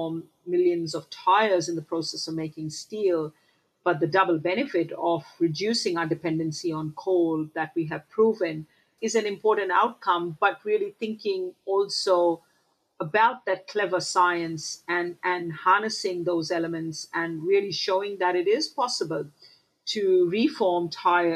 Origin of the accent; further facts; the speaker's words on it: Mumbai, Maharashtra, India; moved away; I remember growing up in Mumbai